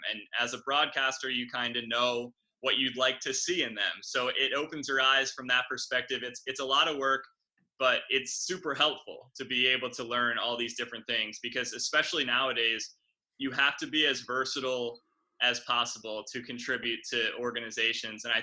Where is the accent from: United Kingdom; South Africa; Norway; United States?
United States; New Jersey; I'm from the South Jersey area, so I was grew up with the Sixers.